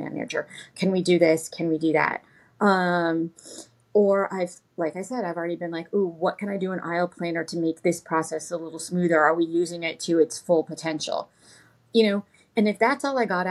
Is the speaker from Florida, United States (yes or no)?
yes; Orlando, Florida, United States; my childhood growing up in Orlando